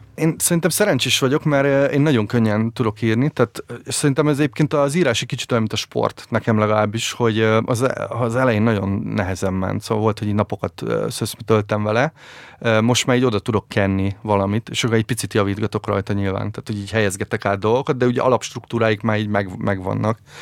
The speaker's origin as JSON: {"language": "Hungarian", "town": "Szolnok", "region": "Jász-Nagykun-Szolnok", "country": "Hungary", "tie": "born or raised there", "said": "ezerkilencszáznyolcvankettőben születtem Szolnokon"}